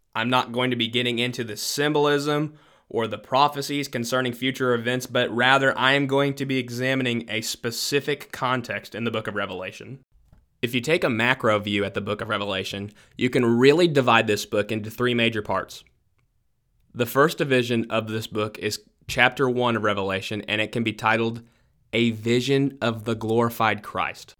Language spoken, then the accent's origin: English; Southwest Missouri, United States; now in Louisiana, United States; I am originally from Southwest Missouri.